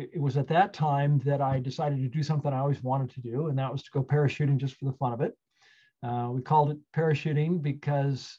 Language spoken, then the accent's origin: English; Napa, California, United States; I grew up in Napa, California, on a ranch, actually